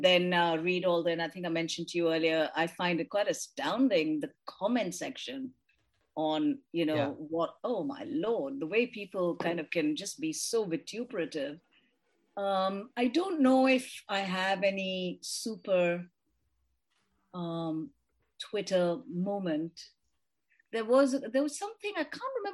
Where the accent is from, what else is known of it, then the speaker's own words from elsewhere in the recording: India; now in United Kingdom; I grew up in India and I celebrated Holi and did all that while I was growing up in India. Haven't done it since I came to the UK